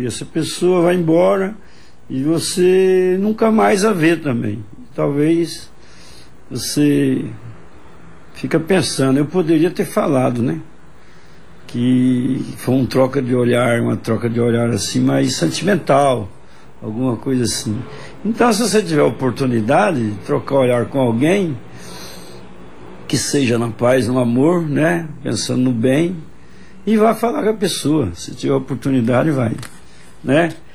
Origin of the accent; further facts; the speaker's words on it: Flora Rica, São Paulo, Brazil; moved away as an adult; now in João Pessoa, Brazil; eu coloco uma parte de onde eu nasci, onde eu morei a minha vida toda, 30 anos, lá em Flora Rica